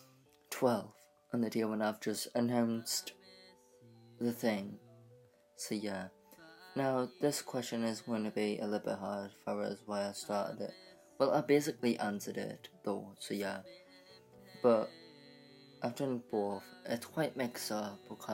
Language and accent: English; United Kingdom; I'm from United Kingdom, and I live with my mum.